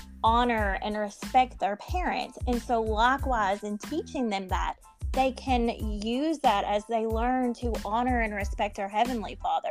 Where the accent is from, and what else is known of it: United States